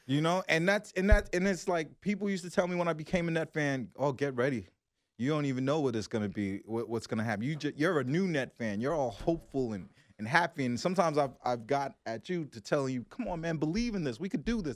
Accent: Brooklyn, New York, United States; I was from Brooklyn

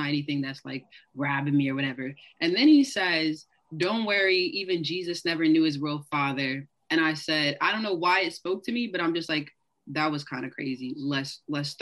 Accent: Atlanta, Georgia, United States; moved away as an adult; also born or lived in Pomona, California; now in Los Angeles, United States; I spent the rest of my life in Atlanta, Georgia, the north side

